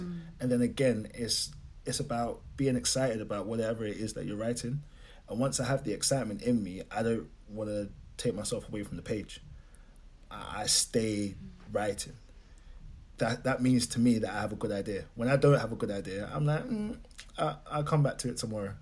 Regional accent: London, United Kingdom; I'm coming from Lewisham. It's not predominantly black, but it's still classed as an urban area

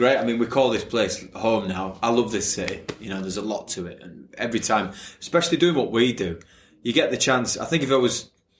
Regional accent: Leeds, Yorkshire and the Humber, United Kingdom; accent: Leeds; I'm still just a chimney sweep from Leeds.

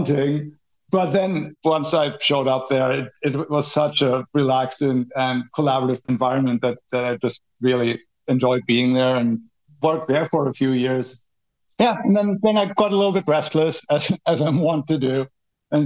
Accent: Berlin, Germany; I grew up in Berlin, Germany

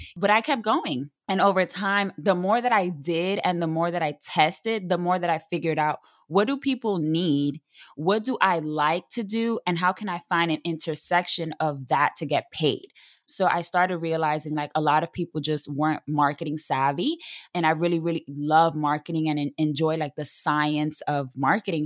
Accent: New York City, New York, United States; I am a Latina from the South Bronx, born and raised, half Dominican, half Puerto Rican

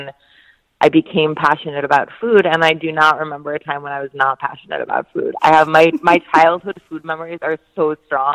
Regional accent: New Jersey, United States; also born or lived in Chicago; now in Brooklyn, United States; I was growing up in South Jersey in the late 80s

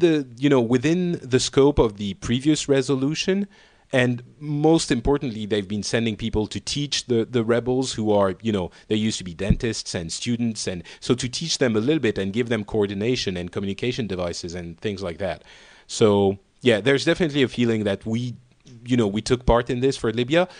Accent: Paris, Île-de-France, France; I'm from Paris

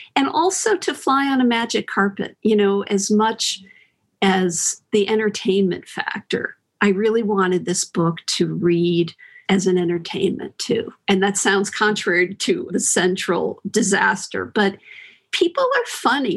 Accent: Connecticut, United States; now in San Francisco, United States; I grew up in Connecticut

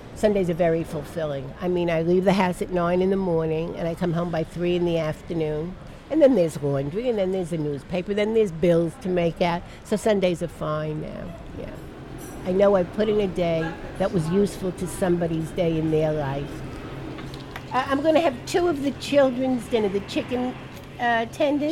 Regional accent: New York City, New York, United States; also born or lived in Brooklyn, New York / Washington Heights, Manhattan; I was born in Brooklyn lived in the Bronx till I got married

